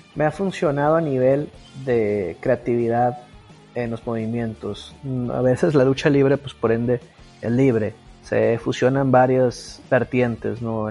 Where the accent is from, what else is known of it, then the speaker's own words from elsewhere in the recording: Culiacán, Sinaloa, Mexico; Yo nací aquí en Culiacán, Sinaloa.